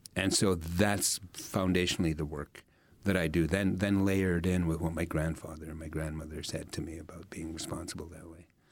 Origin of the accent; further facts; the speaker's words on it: Sucker Creek Cree First Nation, Alberta, Canada; that's where I come from. I come from the Sucker Creek, Cree First Nation, and we're in Treaty Eight